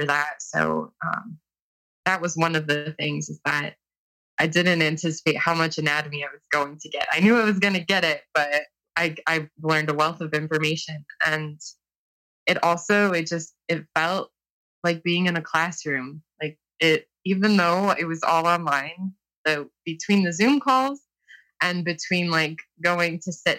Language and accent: English; Toledo, Ohio, United States; I'm from Toledo, Ohio